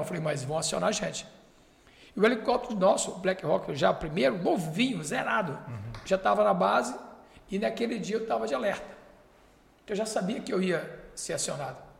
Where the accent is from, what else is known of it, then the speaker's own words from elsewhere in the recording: Fortaleza, Ceará, Brazil; moved away; also born or lived in Barbacena / Manaus; Eu sou do Nordeste, eu fui criado em Fortaleza, beira da praia